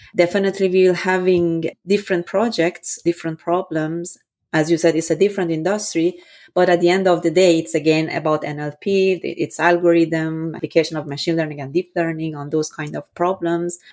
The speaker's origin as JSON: {"language": "English", "country": "Iran", "tie": "born or raised there", "also_born_or_lived": "Vienna, Austria", "moved": "as an adult", "said": "born and raised in Iran"}